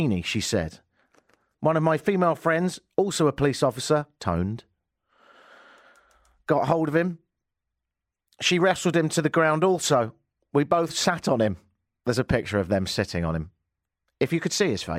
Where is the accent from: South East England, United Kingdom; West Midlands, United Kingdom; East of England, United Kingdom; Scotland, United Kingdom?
South East England, United Kingdom; Brighton; now in Toronto, Canada; my hometown of Brighton.